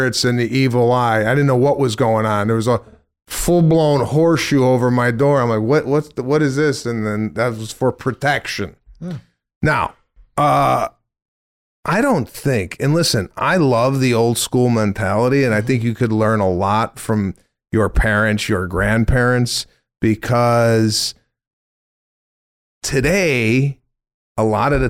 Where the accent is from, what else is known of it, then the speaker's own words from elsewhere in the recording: Chicago, Illinois, United States; I'm from Chicago